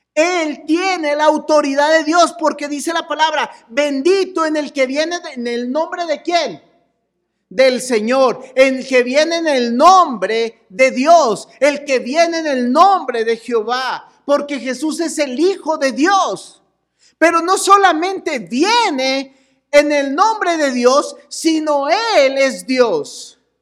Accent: Chihuahua, Mexico; somos de Chihuahua

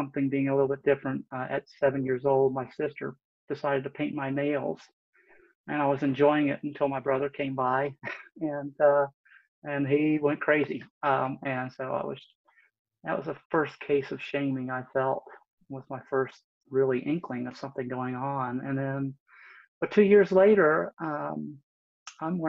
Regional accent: West Virginia, United States; now in Northern Virginia, United States; I was actually raised in West Virginia over on the other side, over near the Ohio River, a little town of about 3,000 people.

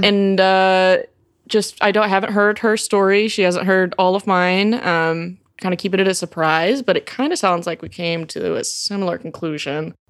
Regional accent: Montgomery, Alabama, United States; I'm from Montgomery, Alabama, which is, um, it's, like, directly, like, below Huntsville

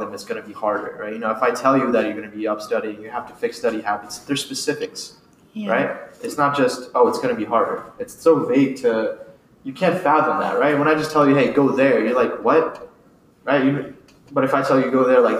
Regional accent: Sussex County, Delaware, United States; also born or lived in India; I immigrated from India when I was about 7 to 8. We moved to Sussex County. I went to middle school and high school with the Woodbridge School District

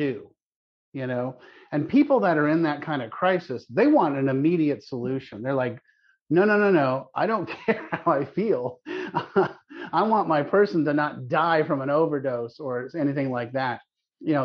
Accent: Palo Alto, California, United States; I grew up in Palo Alto, California, back when nobody knew where Palo Alto was

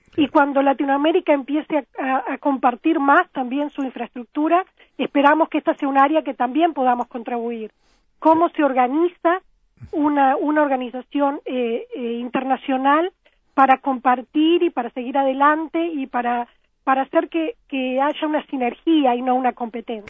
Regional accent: Florida, Uruguay; moved away as an adult; also born or lived in Montevideo, Uruguay / Boston, United States; now in Oxford, United Kingdom; yo nací, nací en Florida eh, y viví mis primeros 12 años en Florida cuando me, nos mudamos a Montevideo

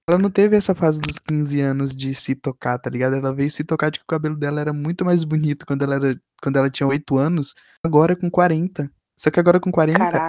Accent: Bahia, Brazil; eu passei minha infância na Bahia

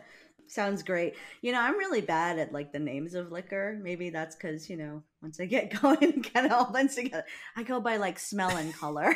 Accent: Big Island of Hawaii, United States; moved away; I'm from the Big Island of Hawaii, and Hilo is on the Big Island

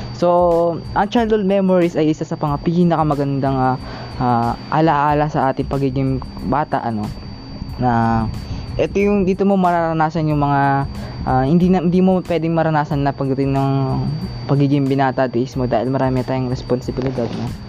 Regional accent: Davao Region, Philippines; moved away; nasa probinsya namin, uh, nagulat nga ako one time pag uwi ko ng Davao

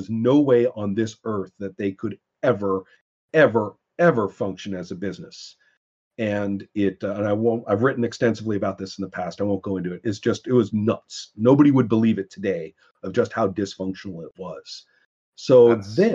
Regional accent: Monterey Peninsula, California, United States; I grew up on the Montreal Peninsula

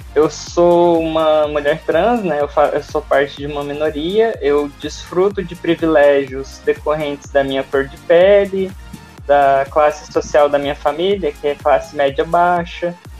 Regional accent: Uberlândia, Minas Gerais, Brazil; moved away as an adult; also born or lived in Rio de Janeiro / Rio Branco, Acre; now in Manaus, Brazil; sou de Berlândia, Minas Gerais

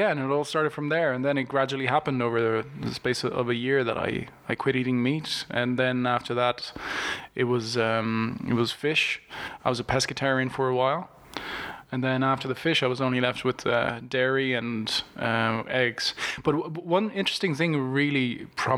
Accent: Italy; moved away; I'm originally from Italy

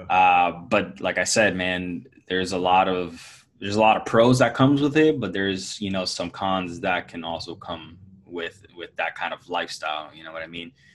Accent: Puerto Rico; I grew up in, in Puerto Rico, born and raised in Puerto Rico

